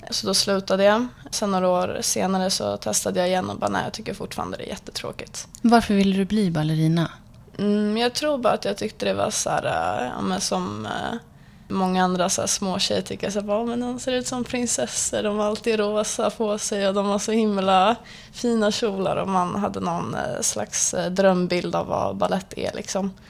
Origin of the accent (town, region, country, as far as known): Stockholm, Stockholm County, Sweden; born or raised there